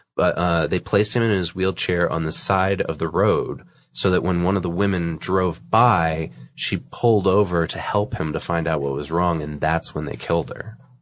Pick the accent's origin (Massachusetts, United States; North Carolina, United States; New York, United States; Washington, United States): Massachusetts, United States; also born or lived in New Hampshire; the neck of the woods that I grew up in, which is, uh, you know, I'm from Massachusetts